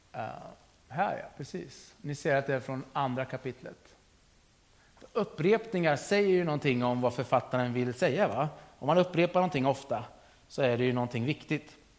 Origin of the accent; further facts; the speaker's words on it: Sturefors, Östergötland, Sweden; jag är uppvuxen i Sturefors